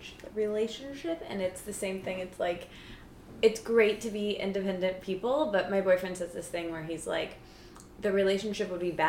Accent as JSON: {"language": "English", "region": "Michigan", "country": "United States", "moved": "as an adult", "lives_now": "New York, United States", "said": "I'm from Michigan."}